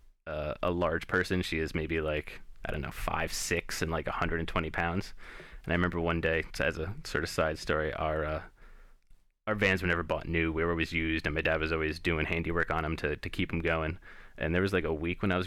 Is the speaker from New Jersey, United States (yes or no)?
yes; New Jersey, United States; growing up in Jersey in the 80s and 90s